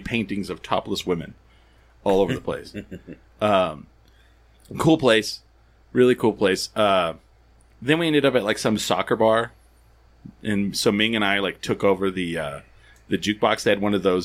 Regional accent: 1 hour outside of Roswell, New Mexico, United States; I grew up 1 hour outside of Roswell

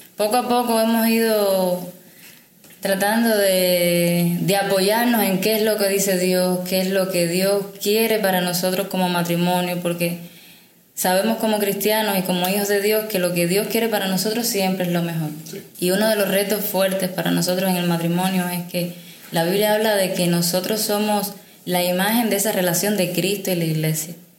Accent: Havana, Cuba; soy de La Habana

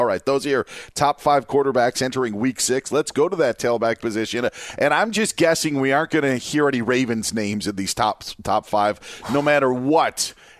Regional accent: Wisconsin, United States; I grew up in Wisconsin

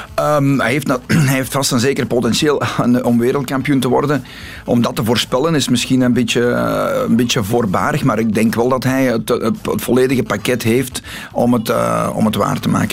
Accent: the Kempen, Flanders, Belgium; we hebben bij ons in de Kempen heel zware zandgrond

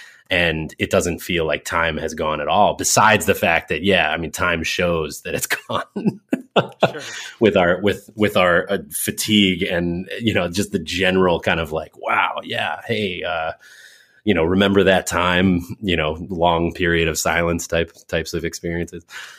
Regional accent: Windsor, Connecticut, United States; I was born in Hartford, in a hospital in Hartford, Connecticut proper. I was raised in one town over, directly north of Hartford on the 91, as you Californians might say, Interstate 91, one exit out of Hartford in a town called Windsor, Connecticut

